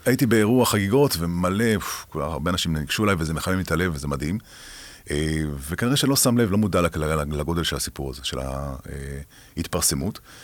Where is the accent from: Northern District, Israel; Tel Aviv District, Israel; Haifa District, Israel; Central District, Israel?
Haifa District, Israel; Haifa; moved away as an adult; now in Ramat Gan, Israel; זה אזורים שלי, שאני גדלתי בהם